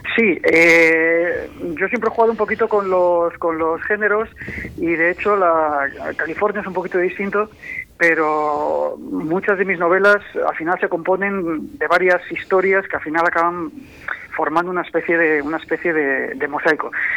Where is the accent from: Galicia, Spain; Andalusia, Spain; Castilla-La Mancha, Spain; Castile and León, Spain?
Castile and León, Spain; Valladolid; now in Madrid, Spain